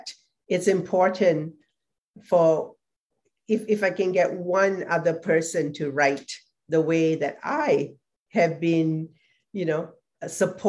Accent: Singapore; moved away; I was also from Singapore

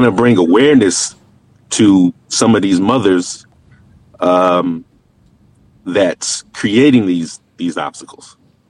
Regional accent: Connecticut, United States; also born or lived in Queens, New York; now in Atlanta, United States; I'm originally from Queens, New York, raised in Connecticut. I live in Atlanta, Georgia now.

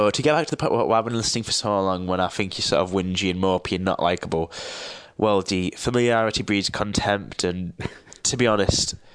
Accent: Teesside, North East England, United Kingdom; and I'm from Teesside, which is at the northeast of England. It's quite a shithole, to be honest

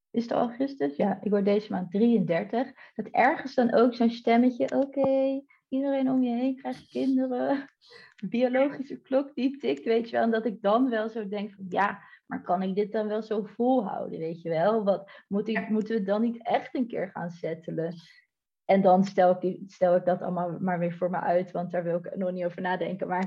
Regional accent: Delft, South Holland, Netherlands; We hebben nu ja, via, via een appartement eh, gehuurd okay. in eh, Delft. Ik kom oorspronkelijk uit Delft

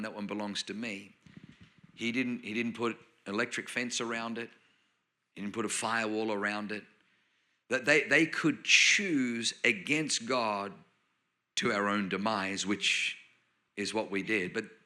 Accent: Australia; accent: Australian; also born or lived in Germany / New Zealand / South Auckland; now in Anaheim Hills, United States; You probably notice I have a Australian accent. But I was born in Germany, but I grew up in Australia. I spent 7 years in New Zealand

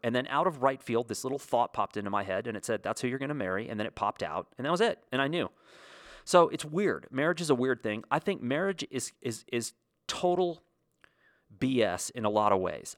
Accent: United States; as a kid growing up in the States

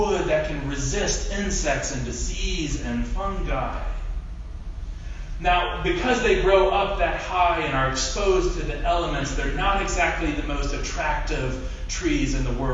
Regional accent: Ohio, United States; I grew up in Ohio

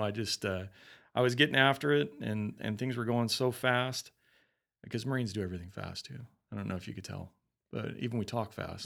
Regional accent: Colorado, United States; moved away; I'm from Colorado.

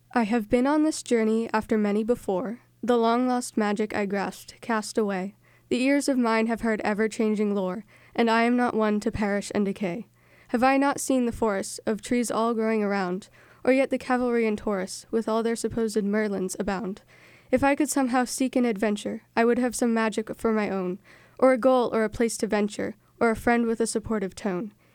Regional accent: North Reading, Massachusetts, United States; I am from North Reading, and I am in seventh grade

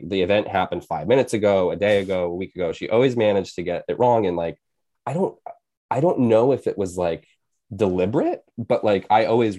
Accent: Maine, United States; also born or lived in Bridgeport, Connecticut; I was born in Bridgeport, Connecticut, and I moved to Maine when I was 6.

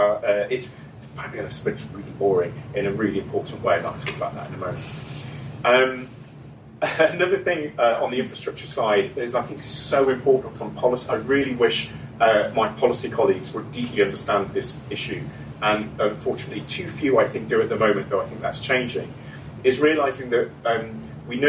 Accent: Scotland, United Kingdom; So, I'm from Scotland.

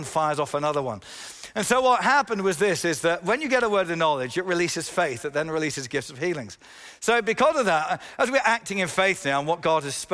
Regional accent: England, United Kingdom; yes, I'm an Englishman.

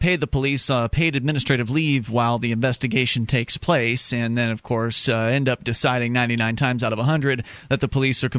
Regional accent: Florida, United States; moved away as an adult; now in New Hampshire, United States; because I'm from Florida

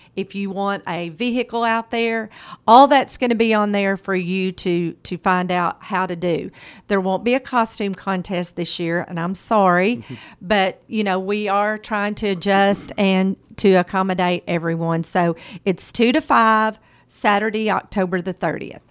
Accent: Morrilton, Arkansas, United States; I'm a graduate, I'm an alumni from Morrilton High School

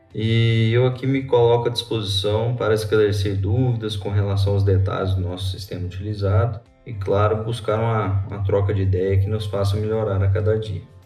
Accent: Lavras, Minas Gerais, Brazil; moved away as an adult; also born or lived in southern Mato Grosso do Sul; now in Mato Grosso do Sul, Brazil; sou mineiro de Lavras, formado na UFLA

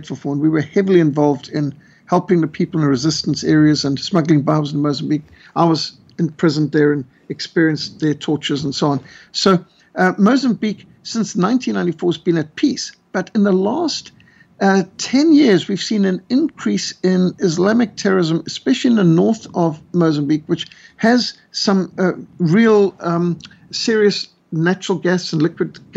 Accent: Zimbabwe; moved away; I used to live in Rhodesia. I was brought up in Rhodesia

